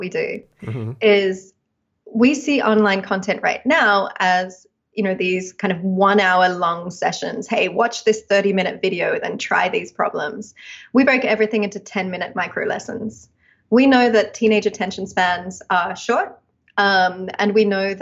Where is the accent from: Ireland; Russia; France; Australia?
Australia; moved away as an adult; now in United States; as you can probably hear, I'm Australian, and I did my architecture degree in Australia.